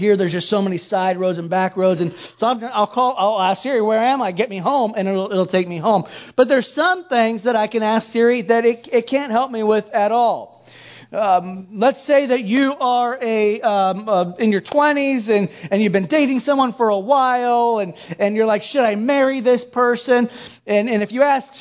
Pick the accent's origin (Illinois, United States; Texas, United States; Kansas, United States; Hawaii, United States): Hawaii, United States; moved away; I'm from Hawaii. And so we don't do snow